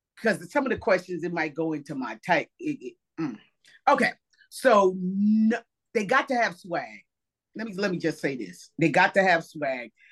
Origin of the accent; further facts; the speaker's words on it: New Jersey, United States; I am from New Jersey